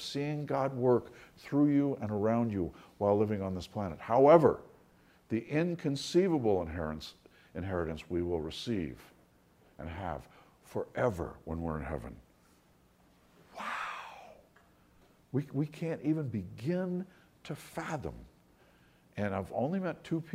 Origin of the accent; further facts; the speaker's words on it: New York City, New York, United States; now in South Florida, United States; I grew up in New York City